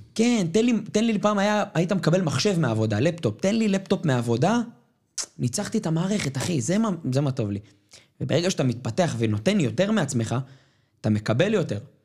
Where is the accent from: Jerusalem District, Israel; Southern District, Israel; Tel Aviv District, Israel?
Tel Aviv District, Israel; Ramat Gan; נולדתי ברמת גן, וברמת גן יש חבר'ה שהם מבוססים